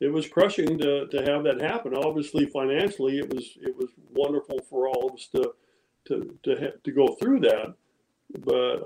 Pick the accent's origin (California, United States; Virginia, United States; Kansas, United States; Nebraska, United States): California, United States; Modesto; also born or lived in Walnut Creek, California / Danville, California; we grew up in outside of Modesto. I actually went to high school in Modesto